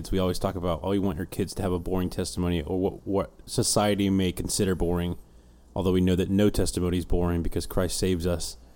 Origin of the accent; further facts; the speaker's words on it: Houston, Texas, United States; also born or lived in Alaska / Colorado / England; I was born in Houston. We quickly moved to Alaska for six months, Colorado for four years, back to Houston, England for two years, back to Houston since 1998